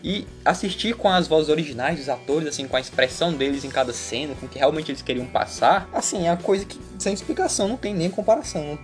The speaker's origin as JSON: {"language": "Portuguese", "country": "Brazil", "said": "eu sou brasileiro"}